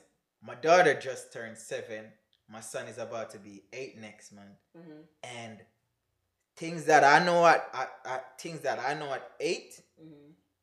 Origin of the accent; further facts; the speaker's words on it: May Pen, Clarendon, Jamaica; moved away as an adult; now in United States; I was from Clarendon.